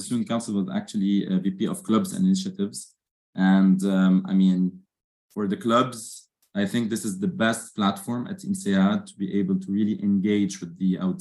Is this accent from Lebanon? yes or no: yes; Lebanon; moved away as an adult; also born or lived in Dubai, United Arab Emirates; I'm Lebanese, born and raised in Lebanon, and I've moved after my bachelor's to Dubai for 7 years.